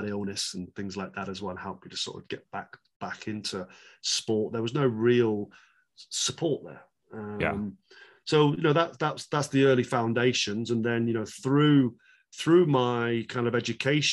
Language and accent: English; England, United Kingdom; moved away; I'm from England, right? I mean, there's not a snow hill within, hundreds of miles. I as a British person